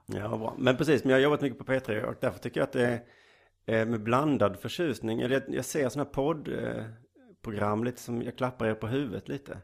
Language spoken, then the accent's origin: Swedish; Lund, Skåne, Sweden; jag är född i Lund